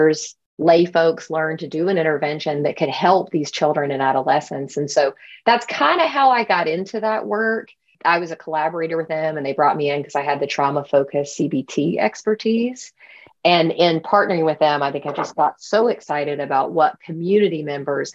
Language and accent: English; Albany, Georgia, United States; moved away; also born or lived in North Carolina; I'm from Albany, Georgia, which is a very small town in Southwest Georgia without a lot of resources itself